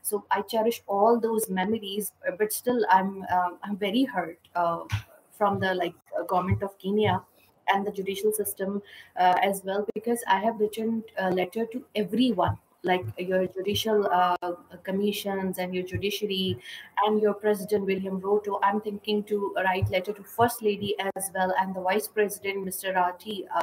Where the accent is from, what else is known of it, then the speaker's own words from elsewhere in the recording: Pakistan; as per Pakistani, we